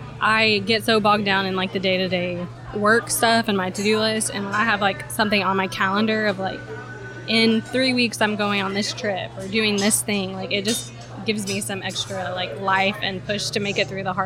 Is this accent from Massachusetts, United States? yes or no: no; Arkansas, United States; also born or lived in Boston; I didn't grow up in Arkansas until I was 10, I did grow up here, but I didn't move here until I was 10